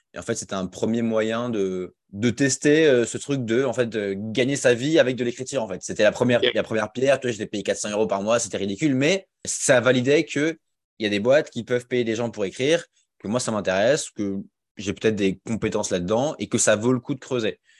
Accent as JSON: {"language": "French", "area": "Alsace", "region": "Grand Est", "country": "France", "tie": "born or raised there", "also_born_or_lived": "Rennes", "moved": "as an adult", "lives_now": "Lyon, France", "said": "j'ai grandi en Alsace, donc je suis un Alsacien"}